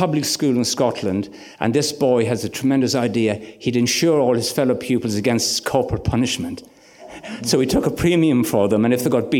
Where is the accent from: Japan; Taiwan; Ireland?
Ireland; moved away as an adult; also born or lived in Kingscourt, Ireland / Red Hills, Ireland / Ilford, England; I was 18, from rural Ireland.